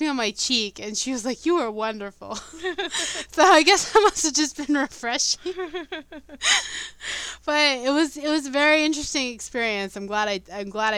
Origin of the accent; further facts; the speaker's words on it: United States; We're American